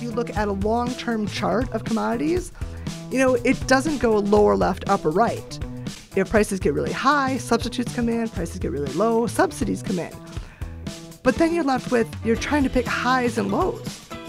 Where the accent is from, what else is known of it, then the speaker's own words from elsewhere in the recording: Eagle River, Wisconsin, United States; moved away; I'm from Eagle River, Wisconsin